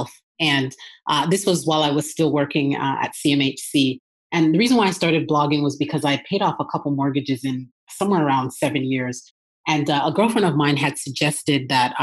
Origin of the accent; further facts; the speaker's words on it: Toronto, Ontario, Canada; moved away as an adult; now in Atlanta, United States; I'm originally from Toronto, Canada